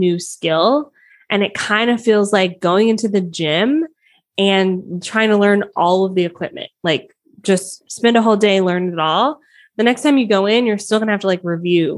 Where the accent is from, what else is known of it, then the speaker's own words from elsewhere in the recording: Atlanta, Georgia, United States; also born or lived in Miami, Florida; now in Southern Ontario, Canada; raised in Atlanta